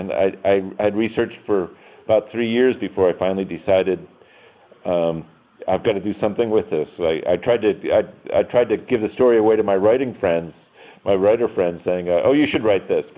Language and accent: English; Town Line, New York, United States; And I talk about Town Line and the secession, and they would always ask, why? Why would a northern town secede? So I started one day. I started researching, and I typed in my old address.